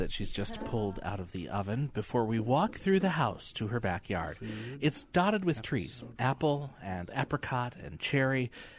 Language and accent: English; Michigan, United States; also born or lived in Sitka, Alaska; now in Washington, United States; I grew up in Michigan.